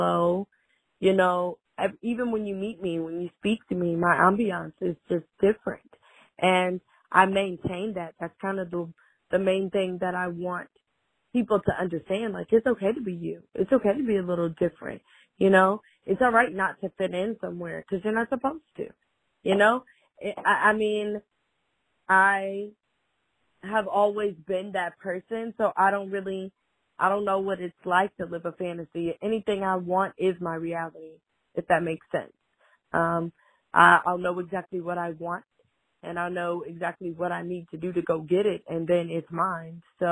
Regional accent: Fort Mill, South Carolina, United States; now in Rock Hill, United States; I am from Fort Mill, South Carolina. I live in Rock Hill, South Carolina.

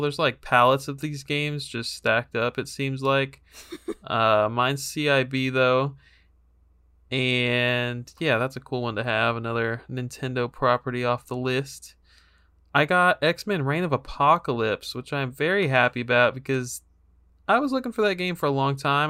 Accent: Texas, United States; my home state of Texas

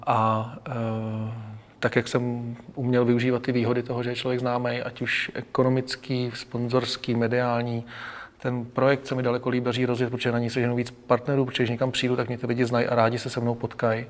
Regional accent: Hořovice, Central Bohemian Region, Czechia; já jsem z Hořovic a to máme podbrdský noviny

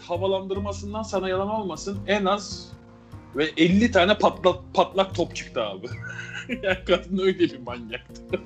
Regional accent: Rami, Istanbul, Turkey; Ben Ramiliyiz

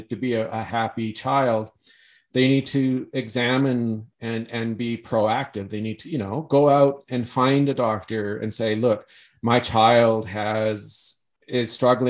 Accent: Canada; growing up in Canada

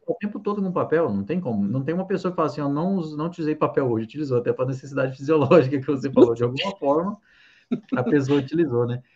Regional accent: Santa Catarina, Brazil; moved away as an adult; also born or lived in Minas Gerais; eu sou catarinense, né? Mas eu estava em Minas desde 2010, que eu fui fazer faculdade.

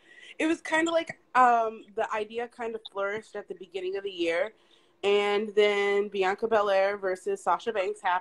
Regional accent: Midwest, United States; now in New York, United States; I'm originally from the Midwest area.

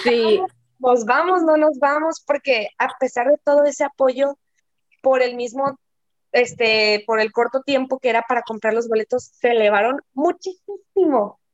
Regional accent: Mazatlán, Sinaloa, Mexico; somos de Mazatlán

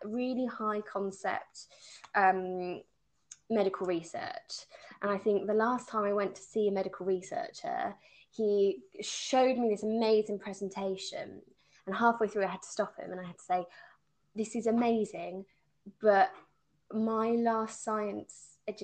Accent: United Kingdom; I mean, being very British, I don't like talking about my achievements.

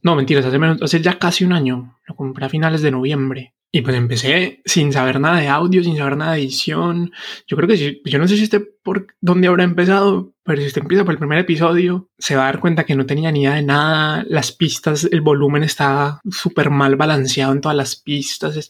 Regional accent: Cartago, Valle del Cauca, Colombia; moved away; also born or lived in Bogotá; pero yo no soy de Bogotá, yo soy de Cartago Valle

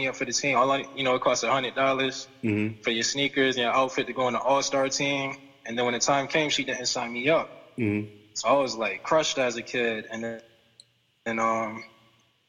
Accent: Hartford, Connecticut, United States; also born or lived in Windsor, Connecticut / North Carolina; I was born in Hartford, Connecticut, and I mean, growing up out there, I didn't really see anything besides blacks and Latinos and Jamaicans and stuff like that until I moved to Windsor at a younger age

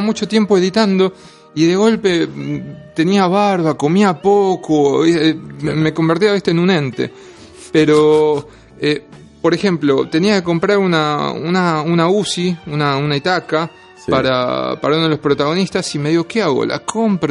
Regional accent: Lomas de Zamora, Buenos Aires Province, Argentina; moved away as an adult; now in Buenos Aires, Argentina; yo soy de Lomas de Zamora, hace ocho años que vivo en Capital

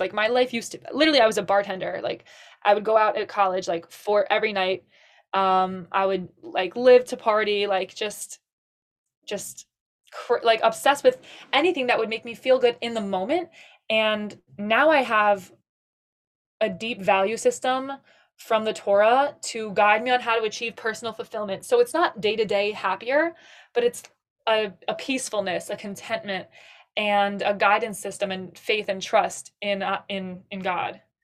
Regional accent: Suffolk County, Long Island, New York, United States; from Suffolk County, Long Island

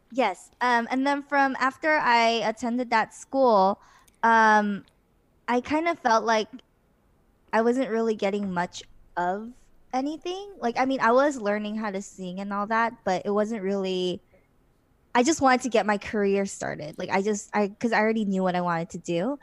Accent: Los Angeles, California, United States; moved away as an adult; also born or lived in China / South Korea; I was born and raised in Los Angeles, California, or well, near Los Angeles

